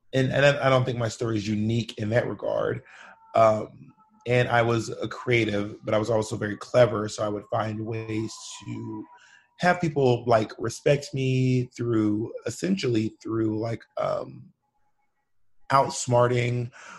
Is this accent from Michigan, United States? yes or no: no; Georgia, United States; also born or lived in Alabama / Mississippi; But I'm from like the South. So I'm from Georgia, Alabama, and Mississippi. I just moved around throughout all those spaces, my entire childhood.